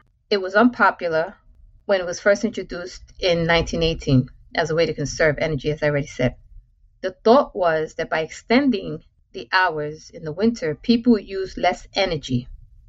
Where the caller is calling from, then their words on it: New York, United States; As you know, I'm coming in from New York.